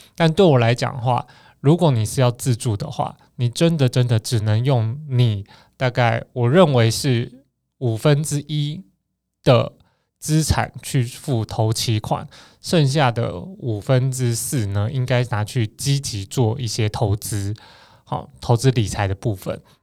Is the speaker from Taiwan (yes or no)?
yes; Taiwan; 我们台湾人这个小国家